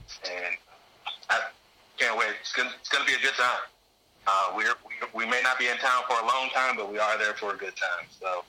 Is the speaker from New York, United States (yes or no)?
no; Youngstown, Ohio, United States; moved away; I'm from Youngstown, Ohio. I'm active duty Army